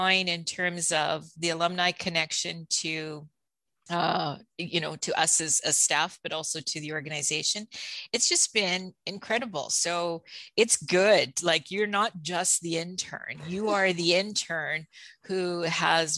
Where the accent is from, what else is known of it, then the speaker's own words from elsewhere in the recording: Steinbach, Manitoba, Canada; also born or lived in Toronto; I grew up in Steinbach. I'm Canadian born.